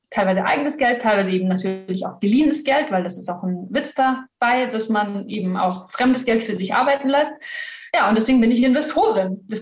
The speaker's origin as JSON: {"language": "German", "region": "Bavaria", "country": "Germany", "said": "Eigentlich komme ich aus dem Norden von München, also einmal um München rundherum."}